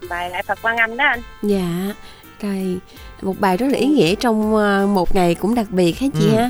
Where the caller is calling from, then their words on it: Đồng Nai, Vietnam; ở thì em à, đang ở đồng nai